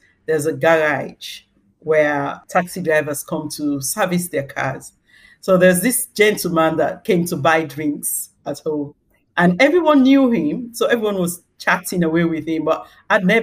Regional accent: Sierra Leone; moved away as an adult; also born or lived in East London, United Kingdom; now in London, United Kingdom; I was born in Sierra Leone, and that's where I grew up until the age of 29, when I moved to the UK to settle with my husband

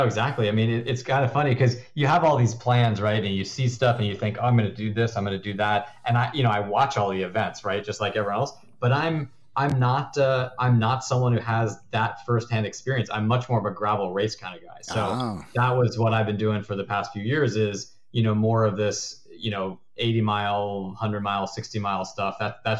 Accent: Connecticut, United States; No, I'm from Connecticut, actually, originally. So I think that in the U.S., that's one of the places where there's not really an accent.

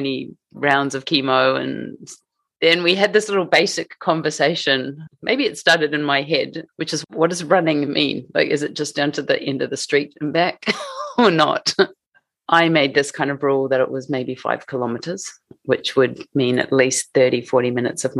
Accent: Matamata, Waikato, New Zealand; moved away as an adult; now in Tokyo, Japan; So we grew up in a small town in New Zealand called Matamata.

